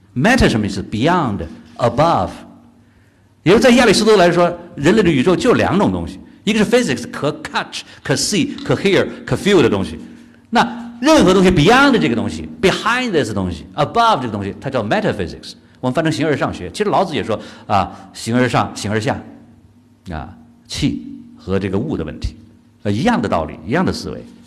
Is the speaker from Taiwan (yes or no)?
no; China; 我们中国人